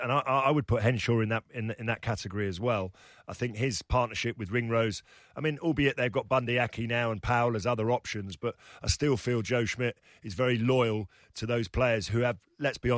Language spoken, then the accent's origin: English; England, United Kingdom; as an Englishman.